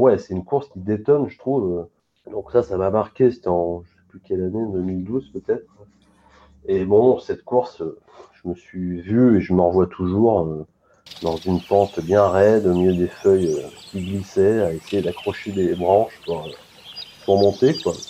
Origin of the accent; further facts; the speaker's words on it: Lyon, Auvergne-Rhône-Alpes, France; je suis lyonnais